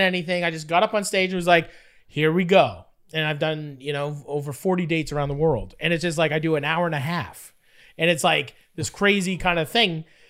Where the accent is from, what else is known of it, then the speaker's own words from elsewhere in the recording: Fort Erie, Ontario, Canada; I grew up in Fort Erie